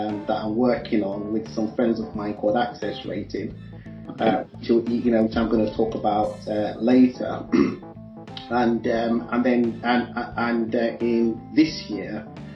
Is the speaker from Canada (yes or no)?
no; Leicester, East Midlands, United Kingdom; I'm actually quartered in the UK, in Leicester, because I was born in Leicester.